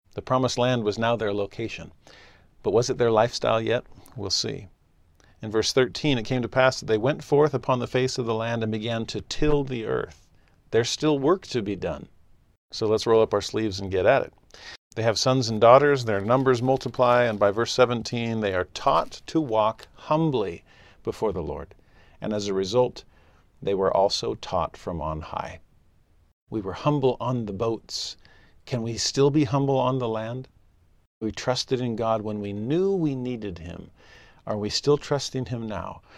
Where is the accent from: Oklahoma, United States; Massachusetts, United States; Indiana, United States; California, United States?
California, United States; Southern; also born or lived in Tennessee; now in Utah, United States; Growing up in Southern California, I loved going to the beach.